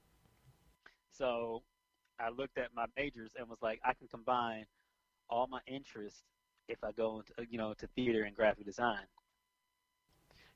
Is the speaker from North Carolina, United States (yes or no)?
no; Richmond, Virginia, United States; also born or lived in Kentucky; now in Virginia Beach, United States; growing up in Richmond was cool